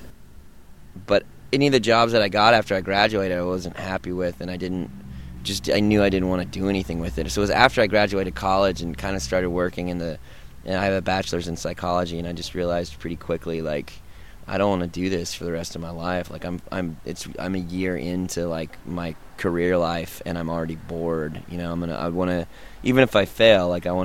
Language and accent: English; Denton, Texas, United States; moved away as an adult; now in Austin, United States; we're from Denton, Texas, which is right near Dallas. It's about an hour from Dallas, but we've lived in Austin for about four or five years